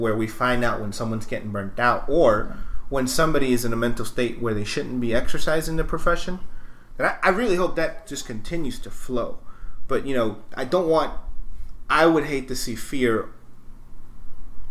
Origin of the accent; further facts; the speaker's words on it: New York City, New York, United States; moved away; I came from New York City